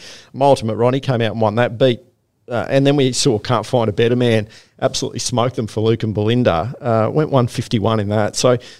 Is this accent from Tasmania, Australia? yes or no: no; Queensland, Australia; now in New South Wales, Australia; I'm a Queenslander, but I've lived here long enough.